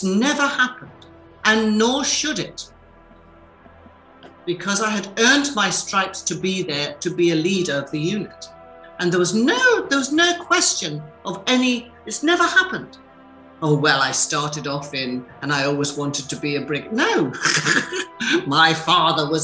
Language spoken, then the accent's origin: English; Newcastle upon Tyne, North East England, United Kingdom; accent: Geordie; being a Geordie